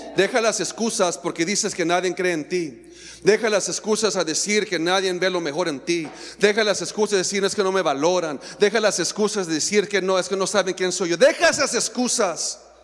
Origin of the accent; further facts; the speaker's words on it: Mexico; somos atrevidos, mexicanos atrevidos